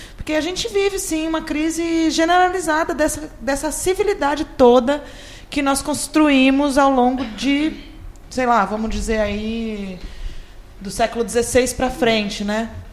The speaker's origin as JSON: {"language": "Portuguese", "town": "São Carlos", "region": "São Paulo", "country": "Brazil", "tie": "born or raised there", "moved": "yes", "said": "lá na minha terra natal"}